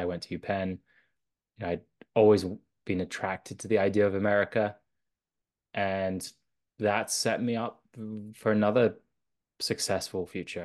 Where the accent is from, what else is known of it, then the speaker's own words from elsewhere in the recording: London, United Kingdom; also born or lived in south of France; I grew up in London.